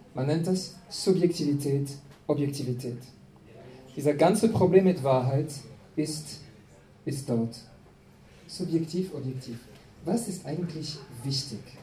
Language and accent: German; France; German is a second language; now in Austria; ich komme aus Frankreich